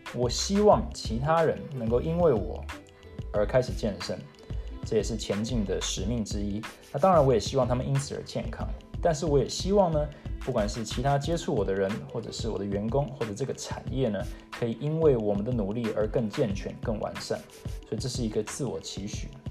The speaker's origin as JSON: {"language": "Chinese", "country": "Taiwan", "tie": "born or raised there", "also_born_or_lived": "Seattle, United States", "moved": "as an adult", "lives_now": "United States", "said": "我是在美国出生，台湾长大，从小呢是在台湾从小学一路读到了高中毕业，才回到美国"}